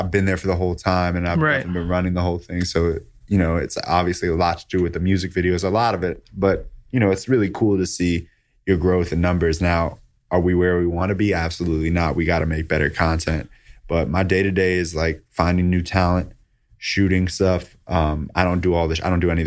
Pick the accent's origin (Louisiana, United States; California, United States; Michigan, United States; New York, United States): New York, United States; I grew up in New York.